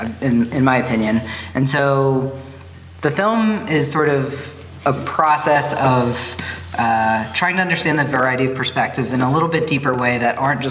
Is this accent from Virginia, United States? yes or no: yes; Southern Virginia, United States; now in Bozeman, United States; I grew up in Southern Virginia.